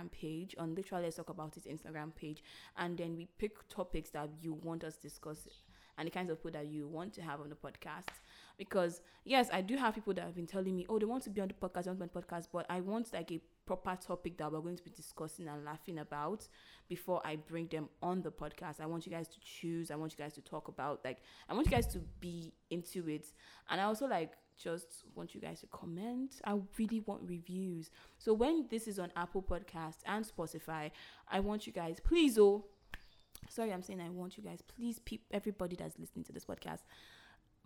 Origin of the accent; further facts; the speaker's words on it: Delta, Nigeria; English is a second language; I'm from Delta and I'm Ijo